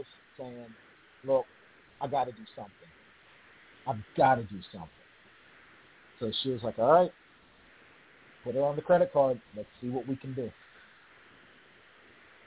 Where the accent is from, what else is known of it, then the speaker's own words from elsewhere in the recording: Pittsburgh, Pennsylvania, United States; moved away as an adult; I came back to my hometown, came back to the 412, Pittsburgh, Pennsylvania